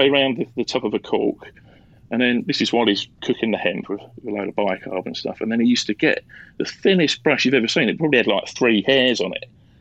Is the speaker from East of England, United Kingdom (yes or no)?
yes; Leigh-on-Sea, East of England, United Kingdom; I'm a Southend boy. I grew up in Leon Sea, so I fished the Thames estuary for years.